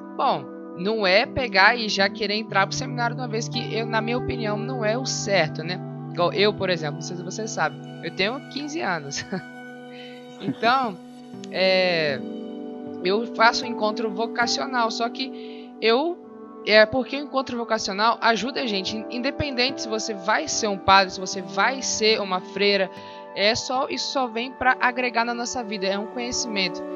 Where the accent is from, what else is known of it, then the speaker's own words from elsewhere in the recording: Espírito Santo, Brazil; eu sou do Espírito Santo